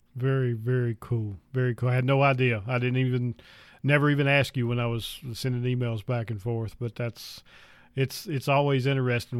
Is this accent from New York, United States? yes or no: no; North Carolina, United States; I was born and raised in North Carolina